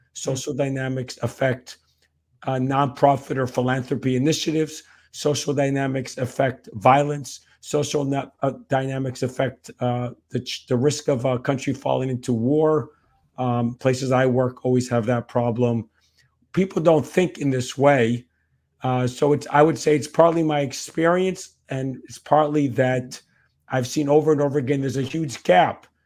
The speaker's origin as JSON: {"language": "English", "region": "New Jersey", "country": "United States", "tie": "born or raised there", "also_born_or_lived": "New York", "said": "When I grew up, um, in New York and then New Jersey, back to New Jersey again"}